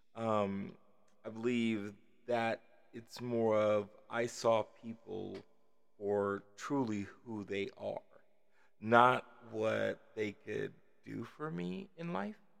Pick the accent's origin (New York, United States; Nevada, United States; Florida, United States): Nevada, United States; Las Vegas; also born or lived in Kansas City, Missouri; at about five or six, uh, uh, we moved to Las Vegas